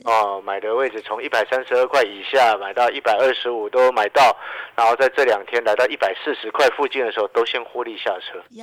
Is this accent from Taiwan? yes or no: yes; Taiwan; 我们台湾这边